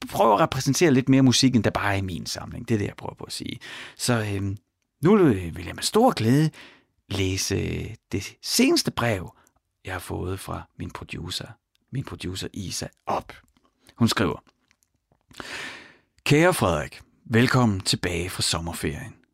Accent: Ry, Central Denmark Region, Denmark; Jeg er vokset op i Ry

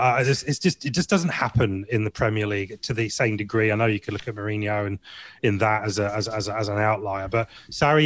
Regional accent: Scotland, United Kingdom; I am Scottish

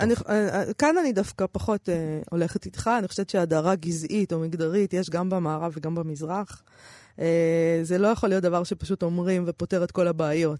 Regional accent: Israel; אנחנו מפה

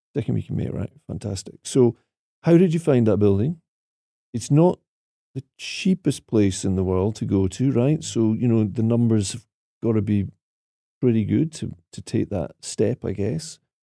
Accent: Aviemore, Scotland, United Kingdom; moved away; the project at Ave Moor, 'cause that, that one there, apart from being my hometown

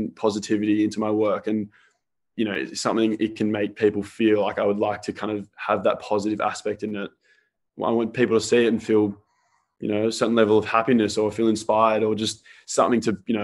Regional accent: Sydney, New South Wales, Australia; also born or lived in Melbourne, Victoria, Australia; I'm actually from Melbourne originally. So I moved to Sydney when I was about 10

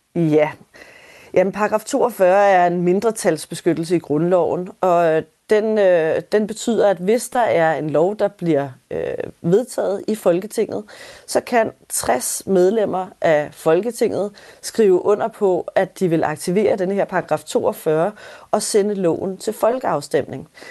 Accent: Denmark; hvor meget af traditionerne og, og vores kultur betyder for os som danskere

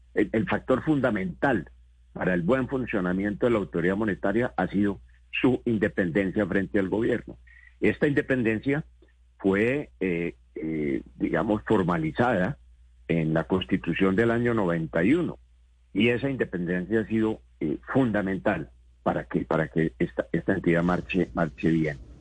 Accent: Colombia; como colombiano

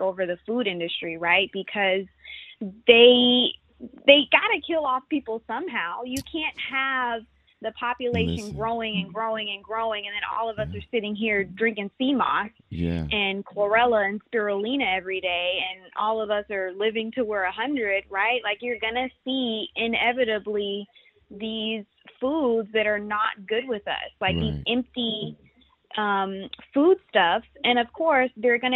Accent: Houston, Texas, United States; I grew up in Sharptown

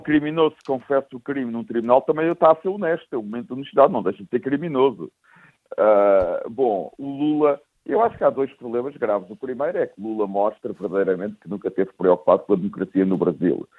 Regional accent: Lisbon, Portugal; como eu sou de Lisboa, portanto tenho imensos amigos benfiquistas

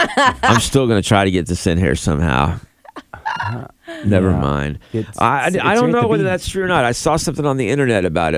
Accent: Florida, United States; I grew up in Florida

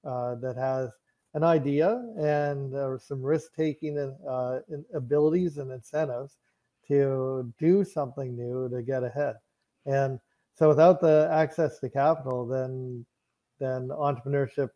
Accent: Canada; I'm Canadian. I spent most of my life living in Canada

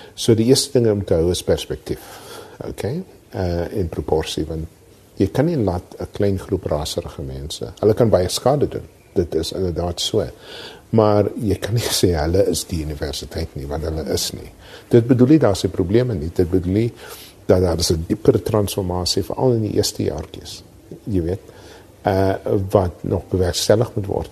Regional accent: South Africa

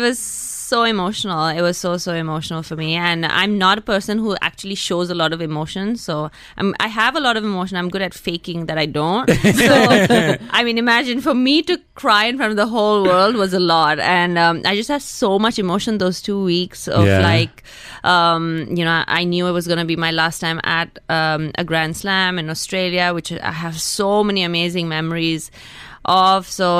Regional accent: Hyderabad, Telangana, India; also born or lived in Mumbai, India / United States; I was born in Mumbai. Okay, so. But I am from Hyderabad.

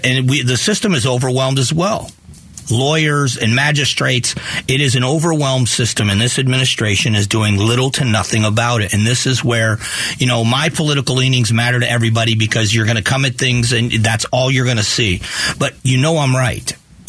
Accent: United States; I don't have to address my politics in my mind to understand that I'm an American before I'm any of those other things.

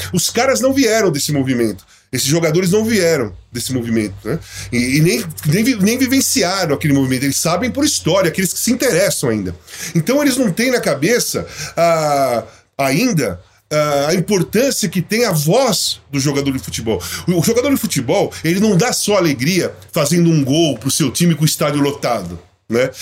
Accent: Brazil; also born or lived in Portugal; sou brasileiro, e quando eu voltei para o Brasil é para assumir a minha posição de cidadão brasileiro

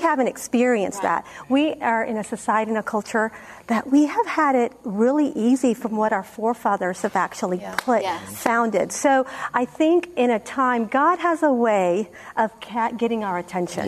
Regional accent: Peru; now in United States; I'm from Peru

